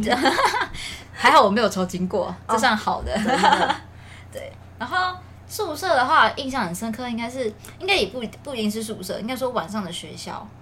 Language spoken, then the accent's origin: Chinese; Yunlin County, Taiwan; moved away as an adult; now in Pingtung, Taiwan; 我高中的时候，我是云林人